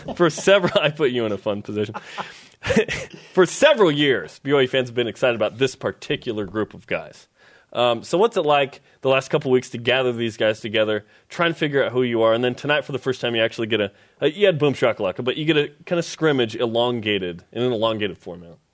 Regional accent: Portland, Oregon, United States; I grew up in Rip City

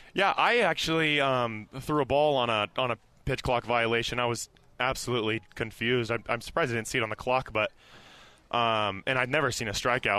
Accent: Las Vegas, Nevada, United States; now in Provo, United States; I'm from Vegas

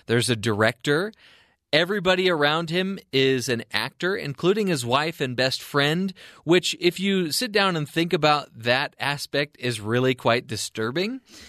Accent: Anaheim, California, United States; moved away; also born or lived in Seattle; I'm from Anaheim, California

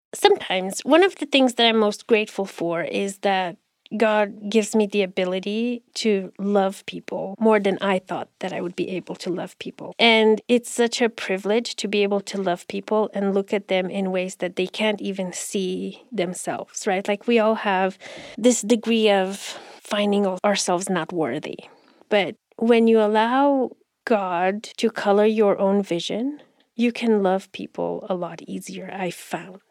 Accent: Romania; now in United States; When I go back to Romania, I'm the American. And when I'm here, I'm the immigrant

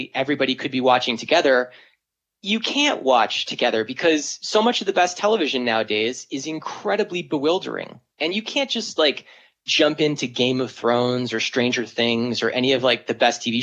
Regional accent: San Diego, California, United States; I grew up in San Diego

